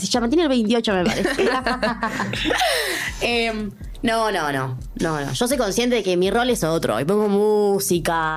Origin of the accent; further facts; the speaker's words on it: Córdoba, Argentina; moved away as an adult; now in Netherlands; yo soy de Córdoba y estaba acá en Buenos Aires con una concentración junior